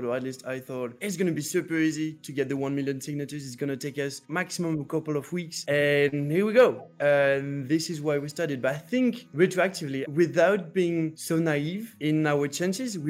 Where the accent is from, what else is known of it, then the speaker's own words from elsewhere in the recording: northern France, France; I come from Northern France